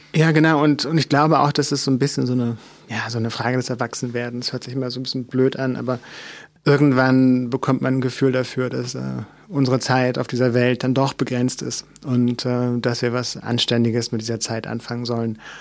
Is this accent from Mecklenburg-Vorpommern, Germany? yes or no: yes; Mecklenburg Lake District, Mecklenburg-Vorpommern, Germany; ich bin in einem Dorf aufgewachsen, was wirklich sehr klein ist. Ähm, also in Mecklenburg in der Seenplatte